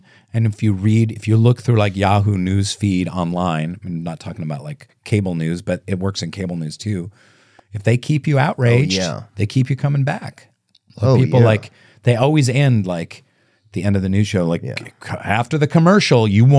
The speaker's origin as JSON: {"language": "English", "town": "Seattle", "region": "Washington", "country": "United States", "said": "I'm from Seattle, yeah. We didn't have reenactments"}